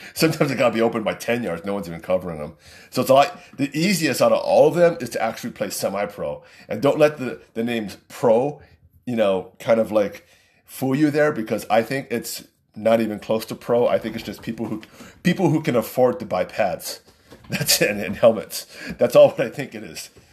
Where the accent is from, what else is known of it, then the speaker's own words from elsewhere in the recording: Waipahu, Hawaii, United States; I grew up in Waipahu